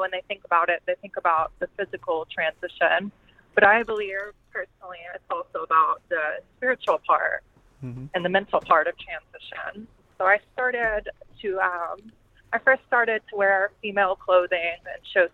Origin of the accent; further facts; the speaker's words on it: Dallas, Texas, United States; moved away; I was originally from the Dallas area of Texas